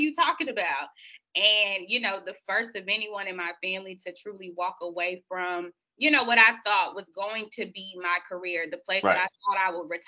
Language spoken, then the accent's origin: English; Miami, Florida, United States; moved away as an adult; now in Tallahassee, United States; born and raised in Miami, the oldest of three children, came from Miami to Tallahassee